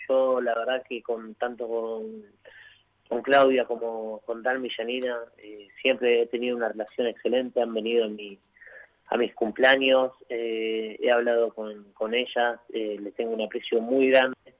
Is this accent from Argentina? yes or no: yes; Argentina